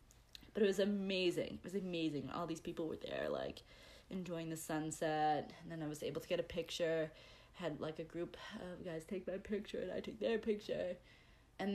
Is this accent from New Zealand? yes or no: no; United States; I'm American